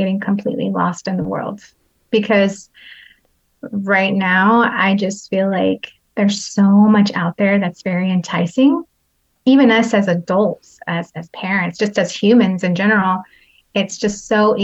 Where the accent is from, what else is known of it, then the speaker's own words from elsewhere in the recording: San Jose, California, United States; I'm from San Jose, California